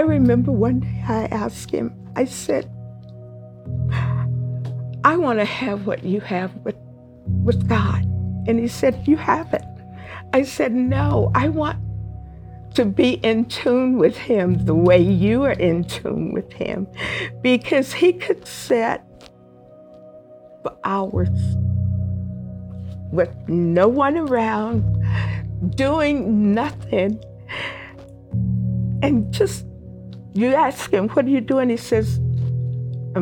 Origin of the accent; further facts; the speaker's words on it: Amarillo, Texas, United States; now in Albuquerque, United States; I grew up in Amarillo